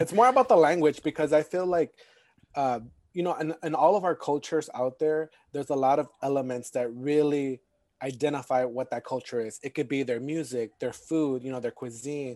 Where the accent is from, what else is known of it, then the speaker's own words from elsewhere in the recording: United States; also born or lived in Houston, Texas / Miami, Florida; growing up in Houston and Miami